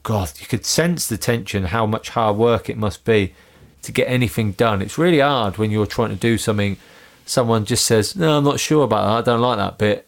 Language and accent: English; Northampton, East Midlands, United Kingdom; I grew up in Northampton